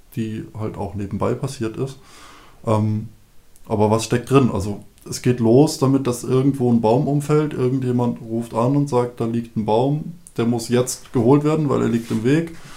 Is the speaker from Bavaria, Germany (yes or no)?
yes; Bavaria, Germany; now in Seewalde, Germany; wir kommen aus Bayern, da ist eine unglaublich tiefe, schwarze, satte Erde